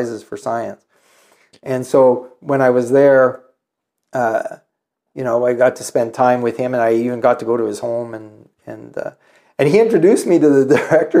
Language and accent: English; Northern Ontario, Canada; moved away; I grew up in Northern Ontario